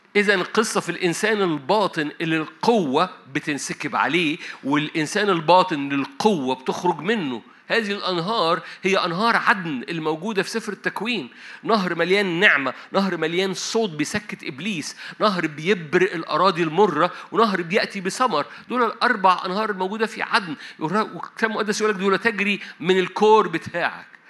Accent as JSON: {"language": "Arabic", "region": "Upper Egypt", "country": "Egypt", "said": "أنا صعيدي"}